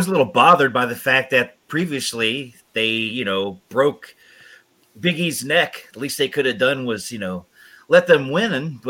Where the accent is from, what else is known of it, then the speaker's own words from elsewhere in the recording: Georgia, United States; I grew up in Georgia, and the territory we had was, you know, down in Georgia, NWA